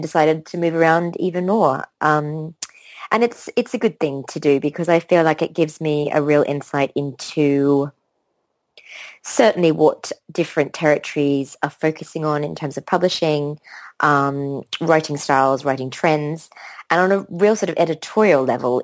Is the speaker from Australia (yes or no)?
yes; Australia; moved away as an adult; also born or lived in London; I grew up in Australia